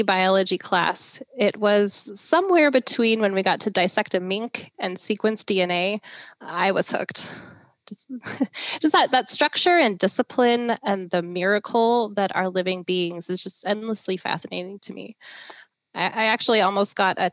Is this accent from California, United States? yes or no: no; Washington, United States; I was born and raised in Washington